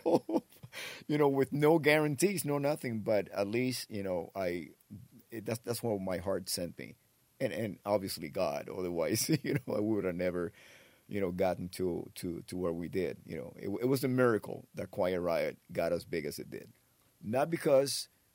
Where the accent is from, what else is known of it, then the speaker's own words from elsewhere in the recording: Florida, United States; also born or lived in Havana, Cuba / West New York, New Jersey / Miami; I grew up in Florida. Actually, I spent time in Jersey. I was born in Cuba.